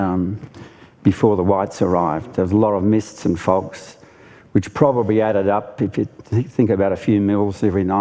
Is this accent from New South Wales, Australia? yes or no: yes; Monaro region, New South Wales, Australia; I come from the Monaro region of near the Snowy Mountains, high tableland, very cold